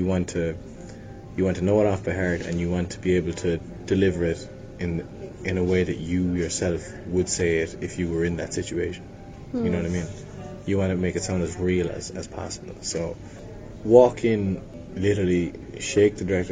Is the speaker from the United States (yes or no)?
no; Limerick, Munster, Ireland; also born or lived in London; growing up in Limerick